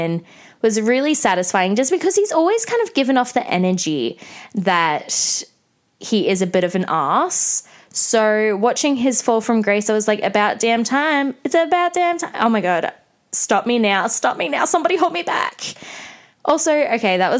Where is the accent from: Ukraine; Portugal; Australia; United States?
Australia; growing up in Australia